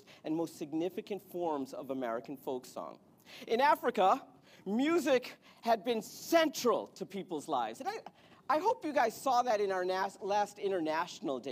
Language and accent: English; India; I'm Indian.